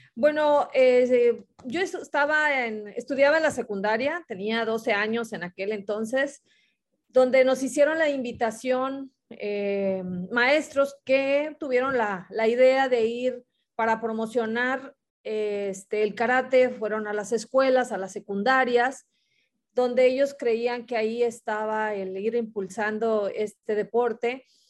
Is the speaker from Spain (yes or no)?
no; Ciudad Madero, Tamaulipas, Mexico; soy de Tamaulipas, eh, de Ciudad Madero, aquí cerquita de la playa